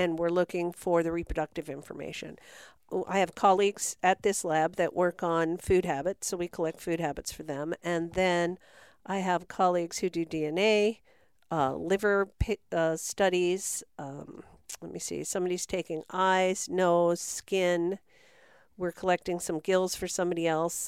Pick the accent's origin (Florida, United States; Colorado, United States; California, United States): California, United States; San Francisco Bay Area; moved away as an adult; I grew up in the Bay Area of San Francisco